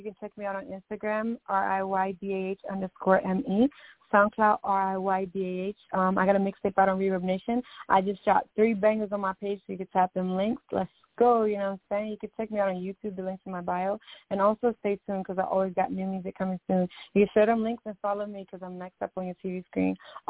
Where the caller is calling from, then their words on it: New Jersey, United States; I'm calling from Jersey. You know, I'm a Jersey girl. I'm on a Jersey, but in Philly, holding it down.